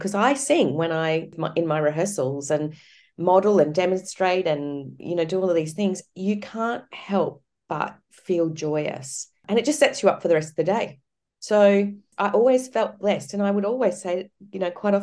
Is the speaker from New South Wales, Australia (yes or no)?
no; Cairns, Queensland, Australia; I grew up in Cairns